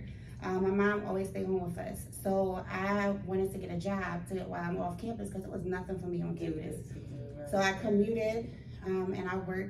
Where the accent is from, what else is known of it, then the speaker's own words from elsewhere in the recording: Philadelphia, Pennsylvania, United States; I'm born and raised in West Philly